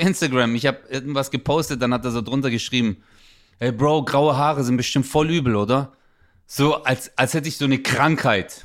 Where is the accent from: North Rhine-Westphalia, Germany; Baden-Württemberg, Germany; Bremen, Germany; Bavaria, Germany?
Baden-Württemberg, Germany; Stuttgart; moved away as an adult; now in Karlsruhe, Germany; Ich bin ja Stuttgarter